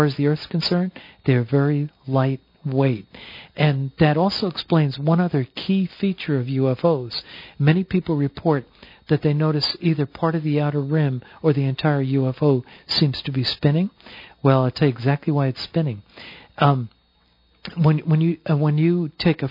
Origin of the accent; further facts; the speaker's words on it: New Jersey, United States; I'm proudly from New Jersey